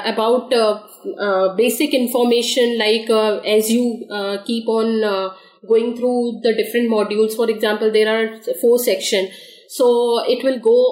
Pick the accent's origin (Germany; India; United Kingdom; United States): India; also born or lived in Noida, India; I'm from India. And I am currently residing in Noida, which is a part of Delhi NCR